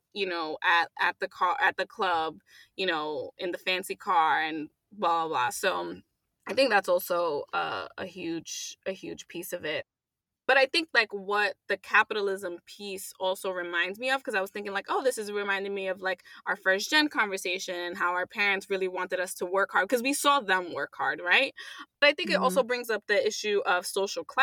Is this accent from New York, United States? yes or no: yes; New York City, New York, United States; I grew up in Sunset Park